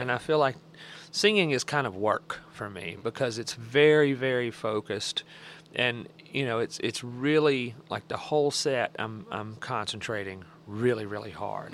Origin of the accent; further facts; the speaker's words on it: Alabama, United States; I was from Alabama